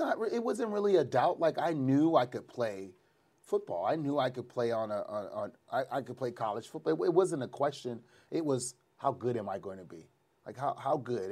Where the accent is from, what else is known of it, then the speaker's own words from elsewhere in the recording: New Orleans, Louisiana, United States; It happened in my hometown